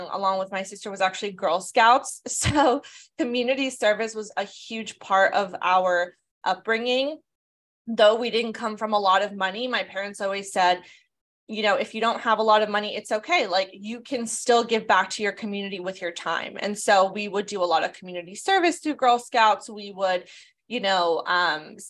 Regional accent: Southern California, United States; I was born and raised in Southern California.

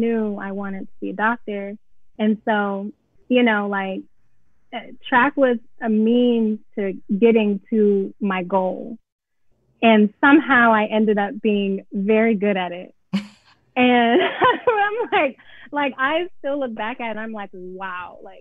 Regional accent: Atlanta, Georgia, United States; moved away as an adult; also born or lived in Cincinnati, Ohio; I'm from Atlanta, Georgia. I went to Pebble Brook High School.

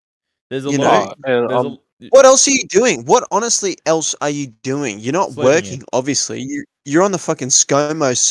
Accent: Queensland, Australia; I'm a Queenslander

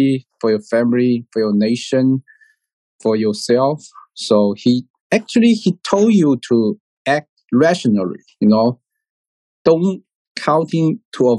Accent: Hainan Island, China; English is a second language; also born or lived in Lanzhou / United Kingdom / Singapore; I was born in Hainan Island

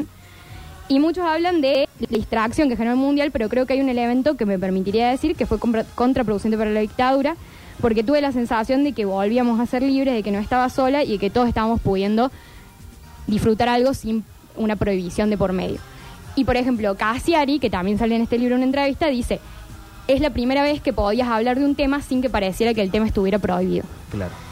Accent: Argentina; documentales que hacemos como Argentina

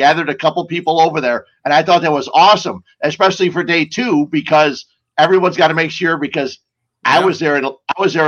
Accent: Cicero, Illinois, United States; I grew up in Cicero and got stuck by that train numerous times

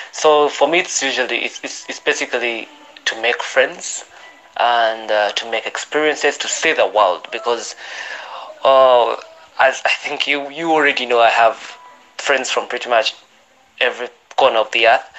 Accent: Uganda; I'm from Uganda

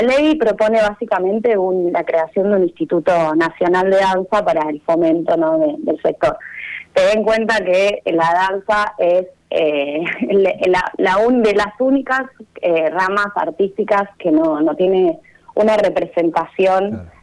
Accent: Necochea, Buenos Aires Province, Argentina; Soy necochense

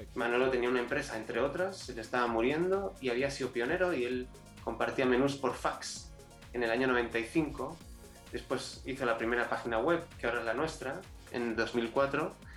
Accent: Spain; also born or lived in Chile; yo, eh, como todo español, eh, aquí, aquí no nos educan para emprender

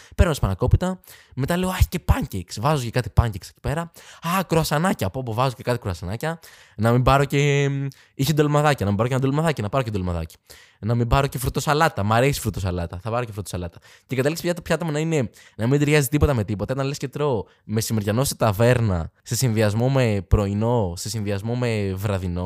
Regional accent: Athens, Attica, Greece; δεν μπορώ να πω είμαι από την Αθήνα

